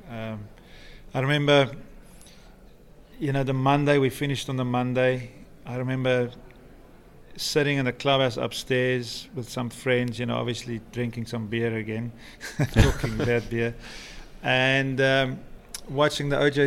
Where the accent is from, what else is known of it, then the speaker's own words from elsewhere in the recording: South Africa; moved away as an adult; also born or lived in London, United Kingdom; now in Florida, United States; where I come from in South Africa, we only about I think there's only about 20,000 people in this little town where, where I live